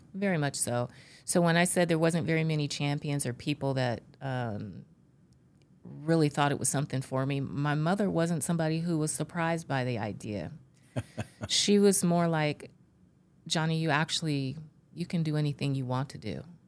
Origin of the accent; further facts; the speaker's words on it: Bakersfield, California, United States; I grew up in California and I grew up in Bakersfield. Uh, for those in California, it's in the Central Valley